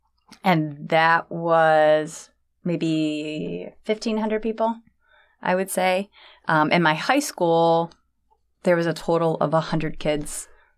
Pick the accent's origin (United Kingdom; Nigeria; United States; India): United States; Freeport, Michigan; moved away as an adult; also born or lived in Ashley, Michigan; now in San Diego, United States; I grew up in Freeport, Michigan, and then we moved to Ashley.